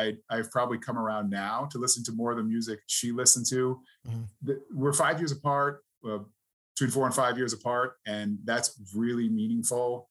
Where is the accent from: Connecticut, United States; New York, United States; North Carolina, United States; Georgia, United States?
New York, United States; Queensbury; Grew up in upstate New York, Queensbury, New York, kind of in the Lake George and Saratoga area.